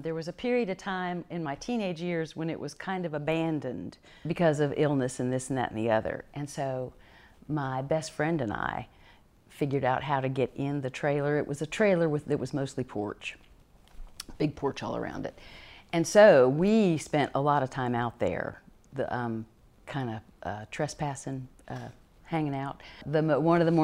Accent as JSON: {"language": "English", "town": "Charlotte", "region": "North Carolina", "country": "United States", "tie": "born or raised there", "said": "I was born in Charlotte, North Carolina"}